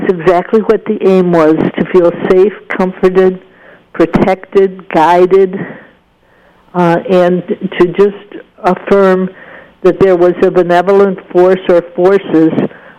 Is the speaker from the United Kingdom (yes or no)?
yes; Scotland, United Kingdom; One of them was my temper. I'm Scottish, and I felt that artists were being misunderstood and mistreated.